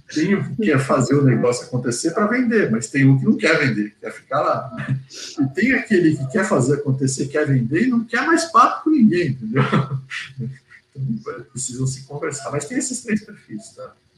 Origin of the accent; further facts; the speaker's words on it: São Paulo, Brazil; now in Porto Alegre, Brazil; sou paulista, na verdade, paulistano, tá, mas estou aqui desde 77